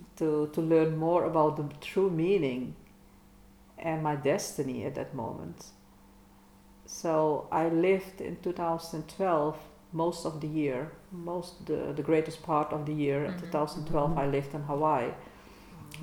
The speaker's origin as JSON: {"language": "English", "country": "Netherlands", "second_language": "English", "said": "we are Dutchies, we dare to speak English"}